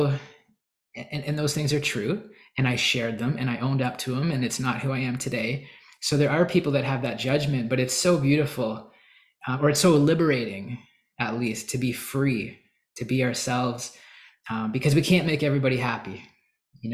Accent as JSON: {"language": "English", "country": "Canada", "said": "I'm Canadian"}